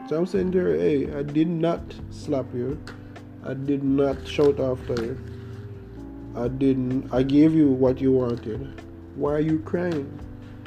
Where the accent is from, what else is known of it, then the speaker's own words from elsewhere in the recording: Jamaica; accent: Jamaican; from you hear my accent, you can tell that I'm Jamaican